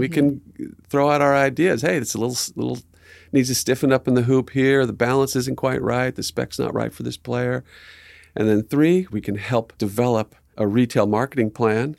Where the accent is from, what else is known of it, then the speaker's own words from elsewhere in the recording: Southern California, United States; moved away; also born or lived in Arizona; growing up in Southern Cal